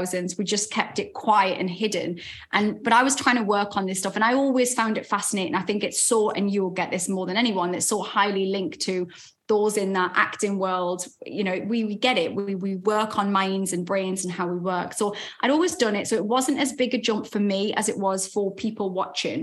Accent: Newcastle upon Tyne, North East England, United Kingdom; accent: Geordie; We have to exercise a little bit more with our mouths as Geordies

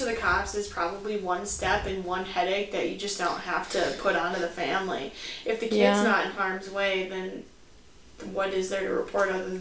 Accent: United States; we're American

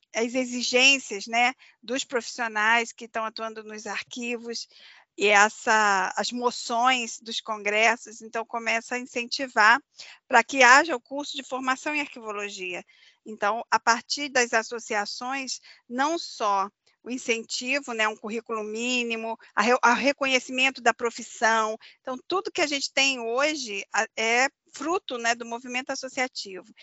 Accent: Rio de Janeiro, Brazil; moved away; eu sou carioca

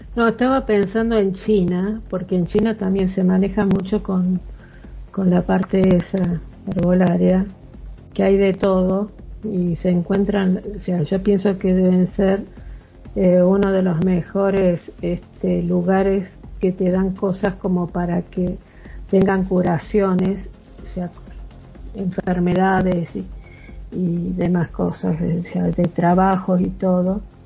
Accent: Argentina; moved away; yo soy argentina

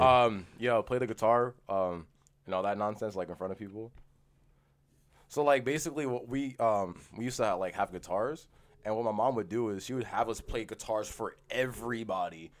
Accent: United States; now in Canada; we're American

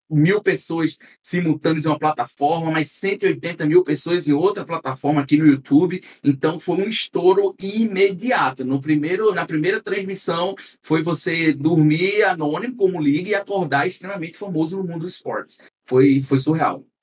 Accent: Northeast Region, Brazil; accent: nordestino; como eu sou nordestino, e a gente sabe que o sotaque nordestino já é um pouco é arrastado.

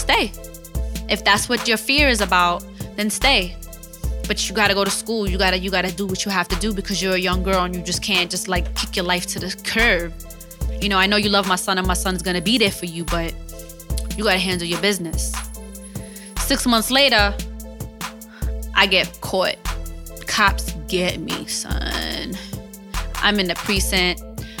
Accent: United States; I'm an American citizen

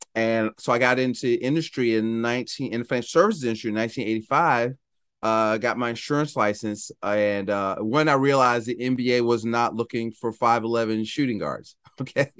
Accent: Philadelphia, Pennsylvania, United States; I'm from Philadelphia

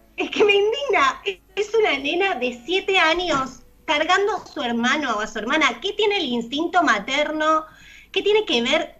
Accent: Buenos Aires, Argentina; nosotros somos porteños

